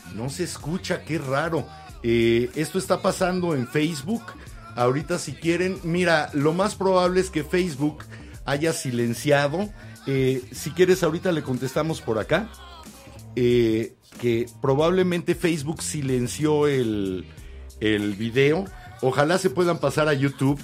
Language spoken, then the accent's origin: Spanish; Mexico; como mexicano